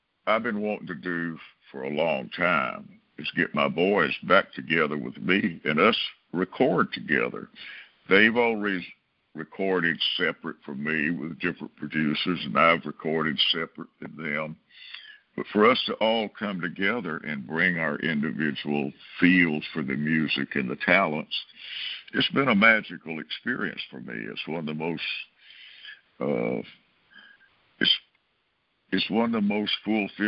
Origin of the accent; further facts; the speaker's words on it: Brewton, Alabama, United States; moved away; Bruton, my hometown